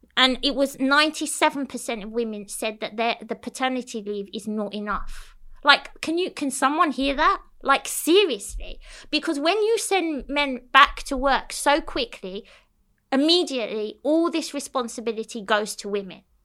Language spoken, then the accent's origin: English; London, United Kingdom; moved away as an adult; now in Cyprus; I grew up in London, so it was a bit different